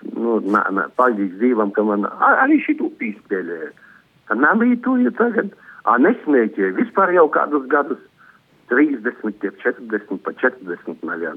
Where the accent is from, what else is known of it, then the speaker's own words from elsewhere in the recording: Riga, Latvia; also born or lived in Latgale; es esmu dzimis jaudzis Reigā